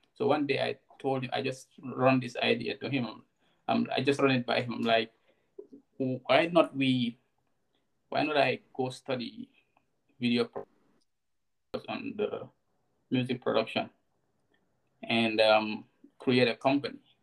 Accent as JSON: {"language": "English", "country": "Gambia", "tie": "born or raised there", "also_born_or_lived": "Bakau", "said": "I grew up in in Kunda Sabiji, and um, did most of my early childhood there until um, 2011 when I moved to Bakote"}